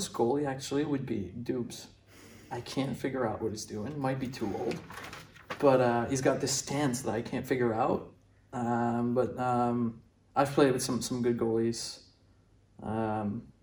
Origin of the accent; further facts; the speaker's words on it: Brossard, Quebec, Canada; growing up in Montreal